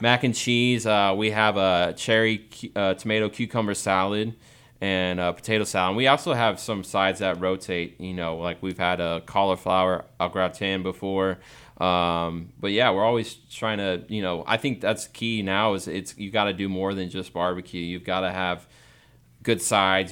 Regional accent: Texas, United States; growing up in Texas

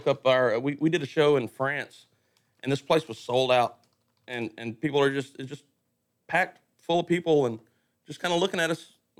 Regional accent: Livingston, Texas, United States; Born and raised in Livingston, Texas.

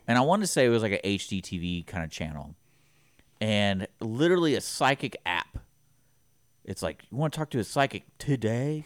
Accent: Houston, Texas, United States; growing up in Houston

